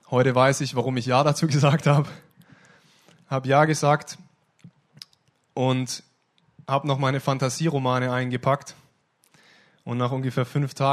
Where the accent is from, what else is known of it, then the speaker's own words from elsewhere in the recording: Ostfildern, Baden-Württemberg, Germany; also born or lived in Stuttgart; Ich bin in Ostfildern-Scharnhausen geboren, besser in Stuttgart geboren, aber in Ostfildern-Scharnhausen aufgewachsen.